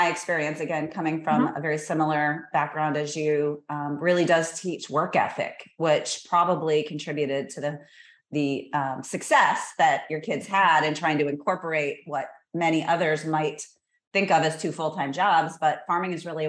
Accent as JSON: {"language": "English", "town": "Cuba City", "region": "Wisconsin", "country": "United States", "tie": "born or raised there", "moved": "as an adult", "said": "I grew up in Cuba City, Wisconsin. So opposite end of the state down south, almost to the Iowa border."}